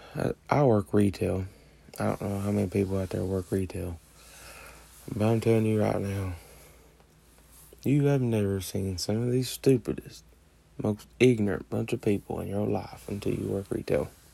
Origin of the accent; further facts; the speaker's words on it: West Virginia, United States; I'm a West Virginia fan, obviously, because I'm from West Virginia